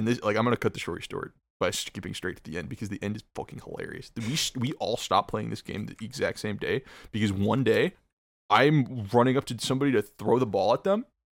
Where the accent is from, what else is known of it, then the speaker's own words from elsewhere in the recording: Midwest, United States; As a Midwesterner, I can let you know right now, that shit is awesome.